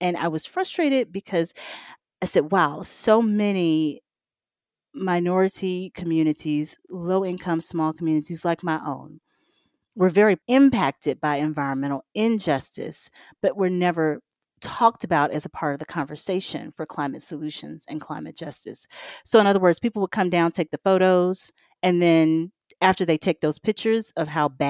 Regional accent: Mississippi, United States; I grew up in the Mississippi Delta around agriculture, you know, blocks away from the Mississippi River.

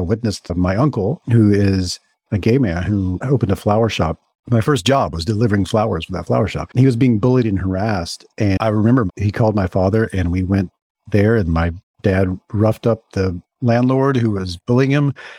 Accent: Mississippi, United States; So I grew up in Mississippi and my family is all still in Mississippi

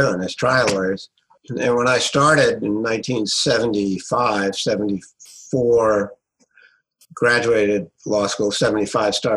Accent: Providence, Rhode Island, United States; also born or lived in Tuscaloosa, Alabama / Washington, D.C.; born and raised in Providence, Rhode Island

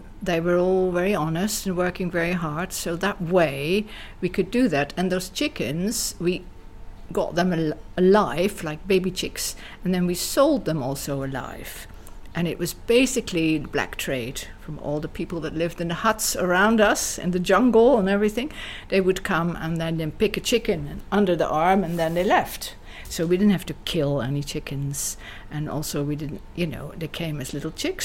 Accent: Amsterdam, Netherlands; moved away as an adult; also born or lived in South Africa; now in Ibiza, Spain; I was never telling anybody that I was from Dutch descent. I always pretended I was British

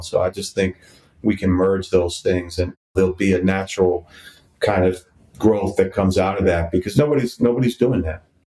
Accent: Washington, District of Columbia, United States; moved away as an adult; also born or lived in New York; I had been living back in DC a few years ago, which is my hometown.

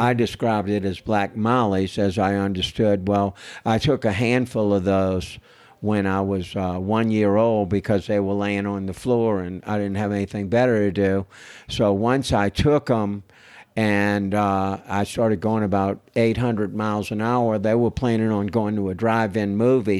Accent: New Orleans, Louisiana, United States; now in Austin, United States; I was born and raised in New Orleans, Louisiana

